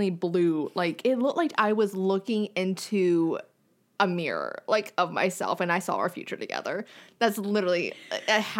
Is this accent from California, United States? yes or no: no; North Carolina, United States; now in Los Angeles, United States; Where are you from? And I was like, North Carolina.